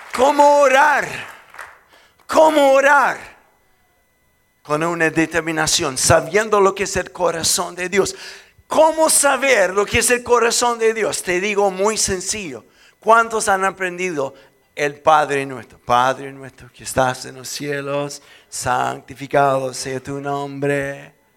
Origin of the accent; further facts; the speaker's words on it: Chile; soy chileno